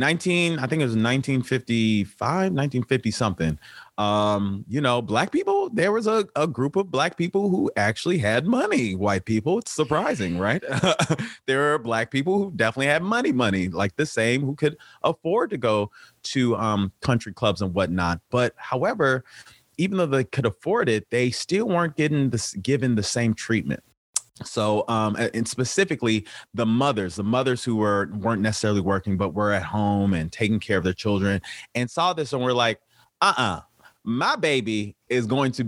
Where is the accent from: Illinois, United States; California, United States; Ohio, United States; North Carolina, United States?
Illinois, United States; Chicago; now in Los Angeles, United States; I'm from the South Side of Chicago, born with by two physician parents